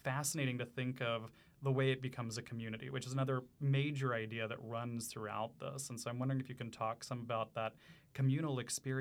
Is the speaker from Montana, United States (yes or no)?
no; New Orleans, Louisiana, United States; I'm from New Orleans